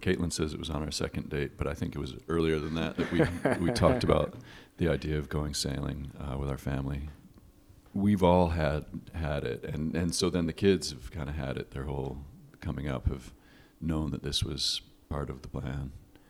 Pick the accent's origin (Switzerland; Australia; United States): United States; Connecticut; now in San Francisco, United States; I grew up in Connecticut